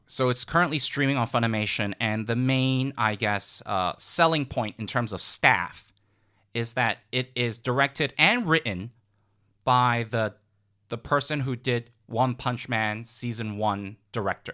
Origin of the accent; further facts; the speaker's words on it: United States; I'm American.